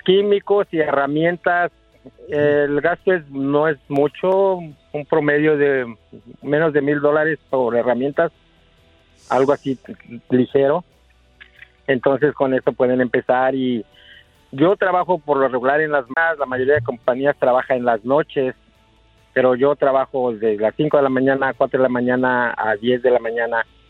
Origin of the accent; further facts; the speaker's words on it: Morelos, Mexico; moved away; yo nací en Crisco Morelos